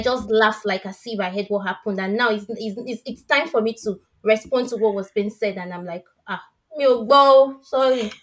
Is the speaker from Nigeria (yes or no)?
yes; Nigeria; accent: West African; moved away; he could tell I'm from West Africa based on my accent. I said, yeah. I cannot even stop being Nigerian.